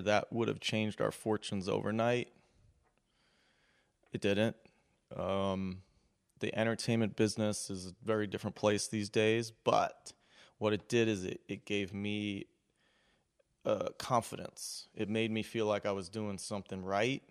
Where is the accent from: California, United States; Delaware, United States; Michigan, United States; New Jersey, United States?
New Jersey, United States; moved away as an adult; now in Philadelphia, United States; I grew up near here in South Jersey.